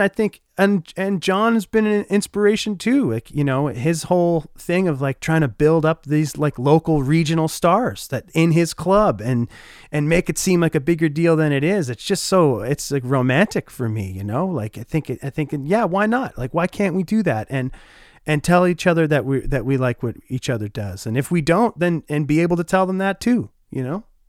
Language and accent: English; Oshawa, Ontario, Canada; moved away as an adult; now in Winnipeg, Canada; I grew up in Oshawa, Ontario, and call Winnipeg, Manitoba, Canada, home now for about eight years.